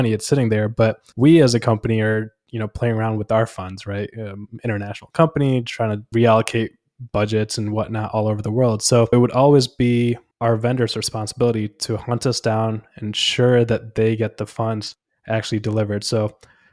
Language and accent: English; India; moved away; I was born in India.